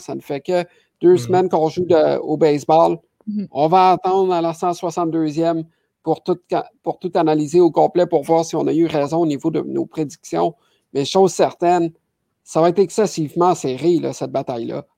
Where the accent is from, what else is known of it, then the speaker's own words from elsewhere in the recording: Quebec, Canada; chez nous, au Québec, à Montréal